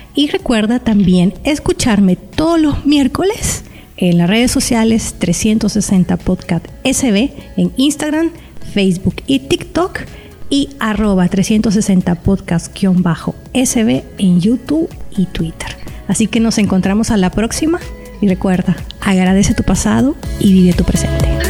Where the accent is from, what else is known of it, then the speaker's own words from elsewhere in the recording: El Salvador; aquí en mi país, en El Salvador